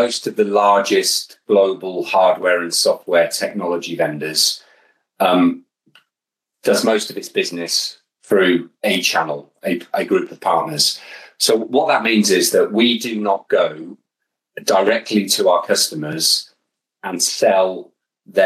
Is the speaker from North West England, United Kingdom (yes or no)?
no; Birmingham, West Midlands, United Kingdom; I grew up in Birmingham